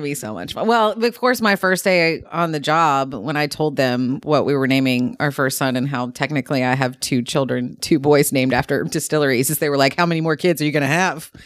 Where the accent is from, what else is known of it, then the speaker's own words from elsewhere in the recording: Nashville, Tennessee, United States; I'm actually from the Nashville area originally